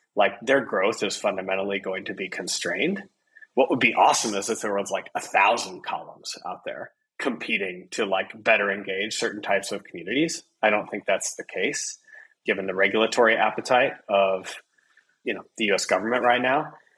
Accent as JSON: {"language": "English", "area": "Midwest", "region": "Iowa", "country": "United States"}